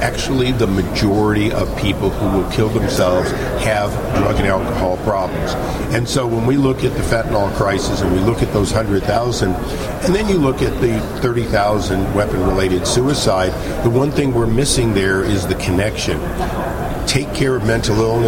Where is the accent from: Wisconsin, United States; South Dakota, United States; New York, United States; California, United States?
California, United States; I'm a Californian.